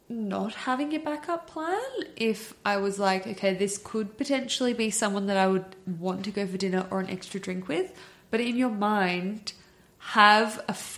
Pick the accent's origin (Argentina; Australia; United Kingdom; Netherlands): Australia; Sydney, New South Wales; growing up in the Northern Beaches, it's a bubble. And, like, everyone knows everyone.